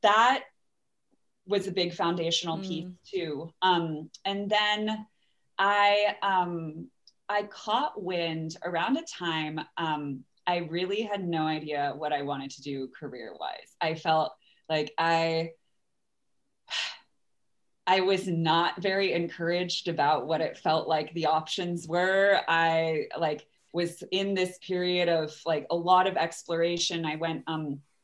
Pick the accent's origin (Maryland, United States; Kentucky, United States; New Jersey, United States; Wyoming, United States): Maryland, United States; Bethesda; also born or lived in New Orleans, Louisiana; now in Seattle, United States; I grew up right by Glen Echo.